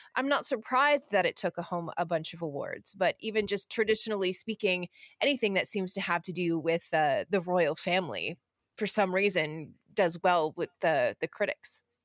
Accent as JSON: {"language": "English", "country": "Canada", "said": "being Canadian"}